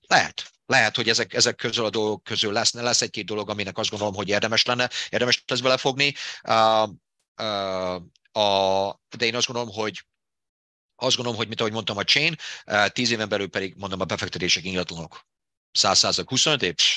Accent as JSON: {"language": "Hungarian", "town": "Debrecen", "region": "Hajdú-Bihar", "country": "Hungary", "tie": "born or raised there", "accent": "Hungarian", "moved": "as an adult", "lives_now": "United States", "said": "abban a kis, kis debreceni városban, ahol én felnőttem"}